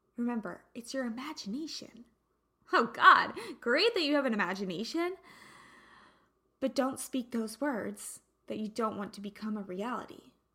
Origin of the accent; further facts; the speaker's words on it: United States; now in Santa Barbara, United States; We're an American